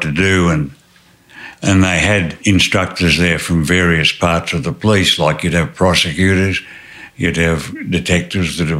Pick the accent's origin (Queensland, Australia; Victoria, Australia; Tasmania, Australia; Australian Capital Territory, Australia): Tasmania, Australia; moved away as an adult; also born or lived in New South Wales; I was born in Tasmania and grew up on a mixed farm, and then later on in life, I decided to leave, and I went to New South Wales